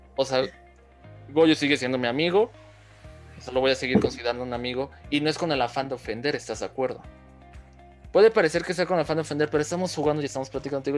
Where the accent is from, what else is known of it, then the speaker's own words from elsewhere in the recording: Mexico City, Mexico; nosotros como chilangos